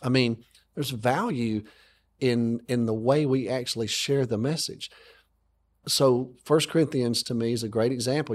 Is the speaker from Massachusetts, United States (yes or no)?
no; Alabama, United States; I grew up in America, okay, and I, I grew up in Alabama.